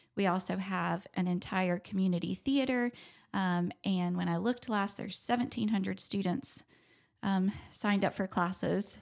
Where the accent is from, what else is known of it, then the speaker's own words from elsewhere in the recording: Charlotte, North Carolina, United States; I grew up in Charlotte in the arts industry